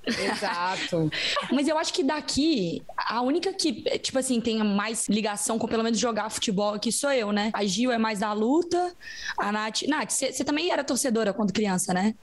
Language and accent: Portuguese; Minas Gerais, Brazil; accent: Minas Gerais; moved away as an adult; also born or lived in Belo Horizonte; now in São Paulo, Brazil; eu com meu sotaque de Minas Gerais